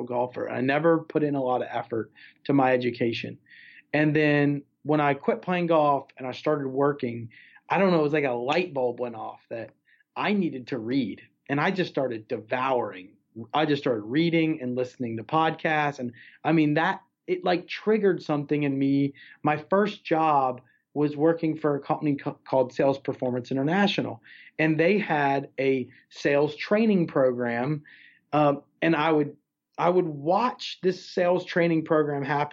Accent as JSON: {"language": "English", "country": "United States", "tie": "born or raised there", "said": "I didn't choose growing up in America or being American"}